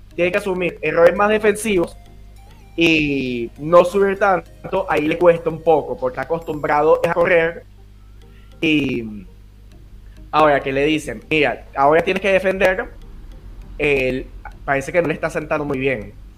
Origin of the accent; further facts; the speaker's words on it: Caracas, Capital District, Venezuela; Soy de Caracas, Venezuela